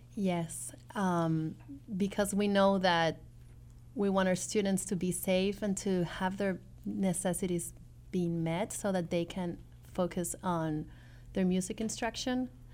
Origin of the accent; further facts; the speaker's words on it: Peru; moved away; I come from Peru, which is a developing country